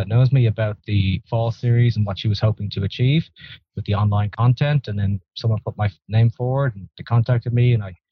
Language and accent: English; Ireland; moved away as an adult; now in Texas, United States; I'm originally from Ireland and I moved to Texas about actually Thanksgiving 2009